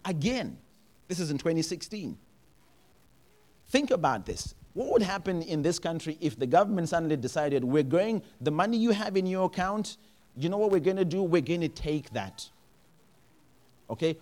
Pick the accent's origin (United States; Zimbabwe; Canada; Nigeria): Zimbabwe; I am from Zimbabwe